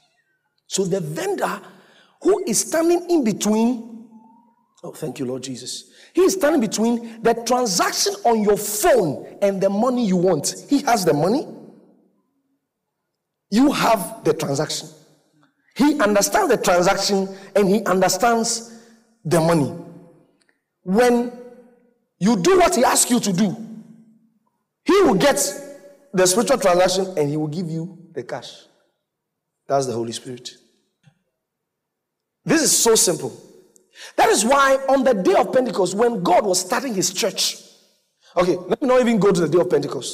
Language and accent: English; Ghana; I'm from Ghana.